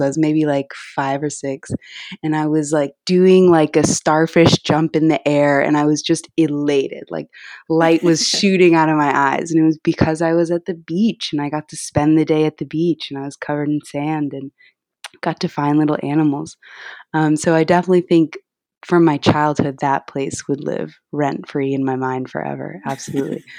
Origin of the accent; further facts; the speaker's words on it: Las Vegas, Nevada, United States; now in New York City, United States; I was born and raised, uh, in Las Vegas, Nevada.